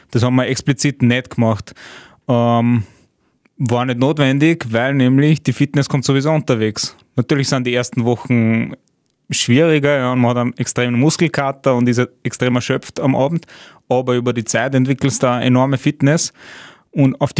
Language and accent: German; Austria; vor allem als Österreicher hast du einen sehr starken Reisepass